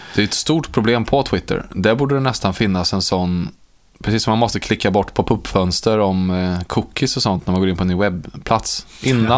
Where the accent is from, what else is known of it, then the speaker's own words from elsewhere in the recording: Karlstad, Värmland, Sweden; Det är ju min uppväxt i Karlstad i Värmland